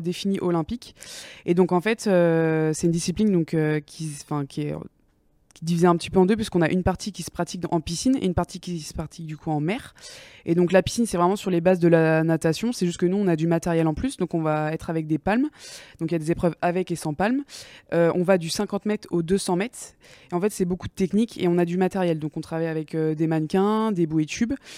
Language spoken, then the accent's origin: French; Angers, Pays de la Loire, France; moi du coup je viens de Angers de base, donc mhm. euh, un, petit, un petit village à côté d'Angers